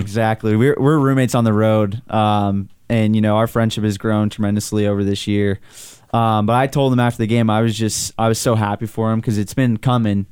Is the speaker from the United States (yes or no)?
yes; Southern California, United States; moved away; growing up in Southern California, I'd go to Galaxy games